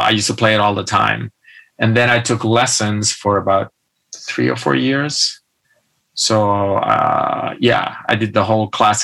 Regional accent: a medium town near Barcelona, Catalonia, Spain; born or raised there; moved away

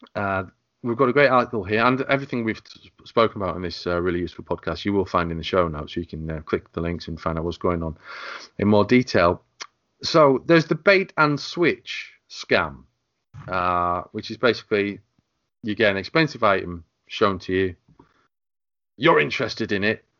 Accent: England, United Kingdom; I'm the Englishman

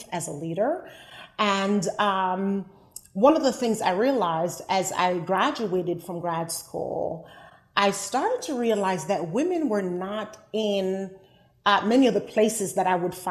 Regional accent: Liberty, Jamaica; now in United States; I grew up in Jamaica, West Indies, in a rural town called Liberty

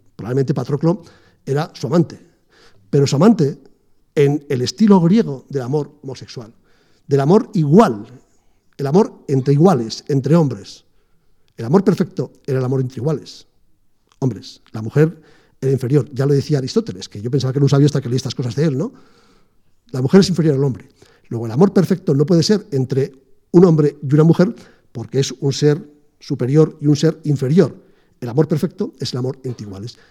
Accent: Aragon, Spain; moved away; yo vengo de Aragón

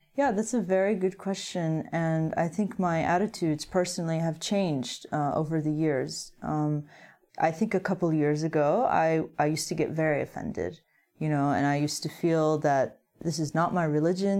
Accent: United States

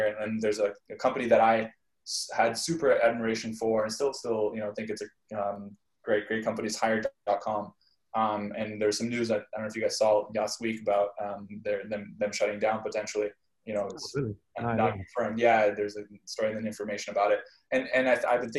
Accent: Canada; moved away; I grew up in Canada

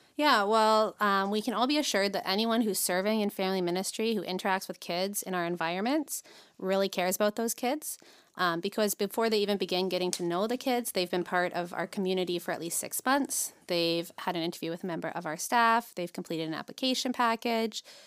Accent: St. Catharines, Ontario, Canada; grew up in Saint Catherine, so born and raised in Niagara.

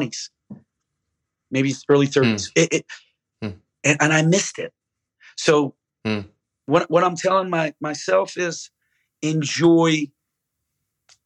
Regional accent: Philadelphia, Pennsylvania, United States; I'm from Philly

